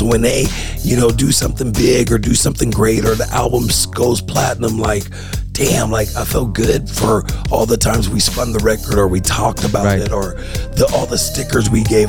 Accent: California, United States; We both got similar interests. We're both from the Bay.

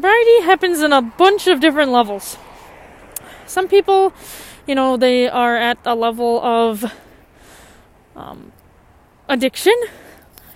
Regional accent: United States; I grew up in the United States

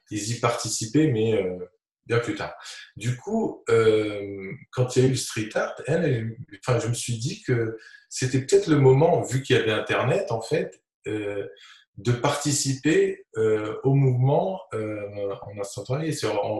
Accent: Tunis, Tunis Governorate, Tunisia; quand j'étais petit à Tunis, c'était quand on allait dans des, dans des expos

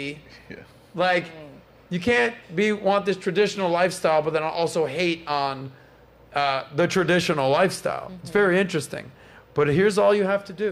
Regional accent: Miami, Florida, United States; I'm from Miami

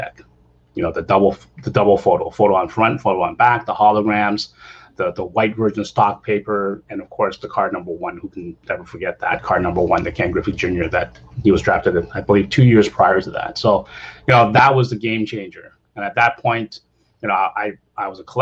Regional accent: Toronto, Ontario, Canada; moved away as an adult; now in California, United States; originally I'm from Toronto. I'm Canadian by heart

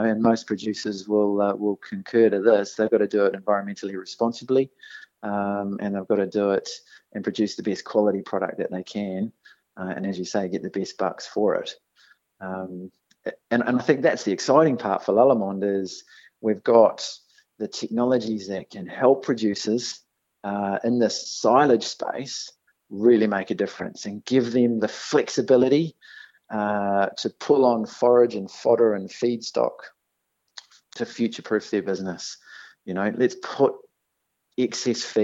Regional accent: New Zealand; accent: Kiwi; moved away; I was fortunate enough to grow up on a dairy farm in New Zealand

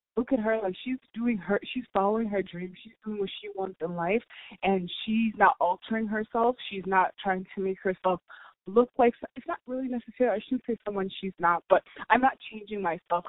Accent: United States; I was born and raised here in America

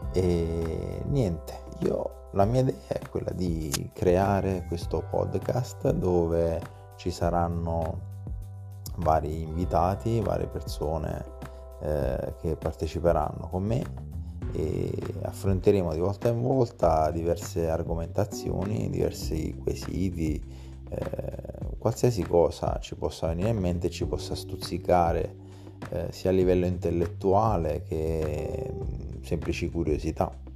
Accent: Italy; accent: half Neapolitan, between Neapolitan and Massese; also born or lived in Massa; parlo ancora un mezzo napoletano, tra napoletano e massese

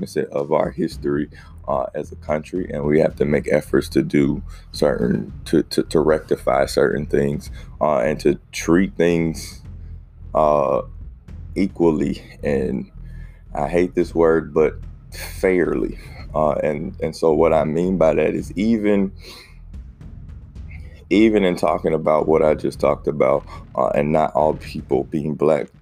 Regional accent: South Carolina, United States; growing up in South Carolina, the Confederate flag is a huge thing

